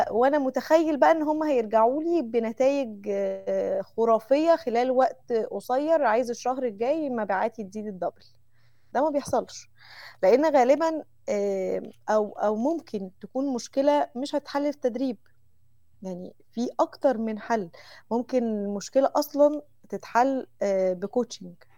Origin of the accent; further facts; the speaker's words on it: Mansoura, Dakahlia, Egypt; moved away as an adult; now in Saudi Arabia; عندنا في المنصوره